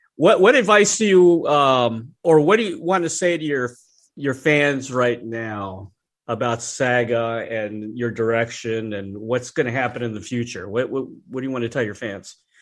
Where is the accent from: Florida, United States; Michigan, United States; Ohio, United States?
Florida, United States; Tampa; I'm from the Tampa Bay area